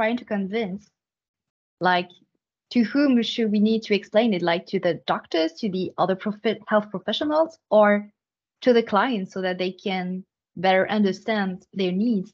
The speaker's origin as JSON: {"language": "English", "country": "France", "tie": "born or raised there", "moved": "as an adult", "lives_now": "Canada", "said": "I was raised in France, and then I have my first formation in France, my first training in France"}